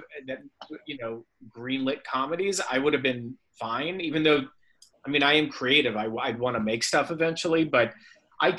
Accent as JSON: {"language": "English", "area": "Silicon Valley, Bay Area", "region": "California", "country": "United States", "tie": "born or raised there", "moved": "yes", "lives_now": "Los Angeles, United States", "said": "I'm from the Silicon Valley, like the Bay Area"}